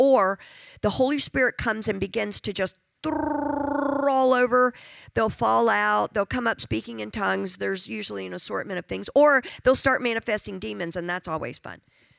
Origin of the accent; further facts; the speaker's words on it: South Africa; I'm from South Africa. Find another South African in here and somewhere.